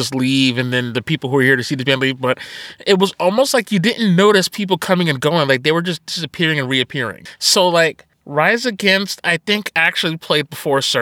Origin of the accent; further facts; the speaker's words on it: New Jersey, United States; we're from New Jersey